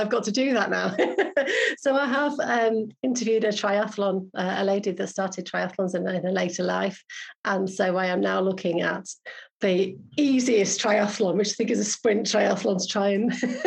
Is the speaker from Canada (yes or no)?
no; Yorkshire and the Humber, United Kingdom; I am a Yorkshire girl